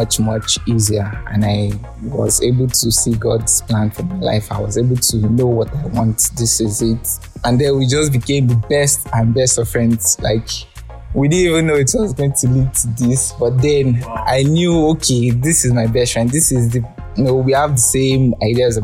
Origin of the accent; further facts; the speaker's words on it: Abeokuta, Ogun State, Nigeria; also born or lived in Lagos; born and raised in Abeokuta, Ogun State.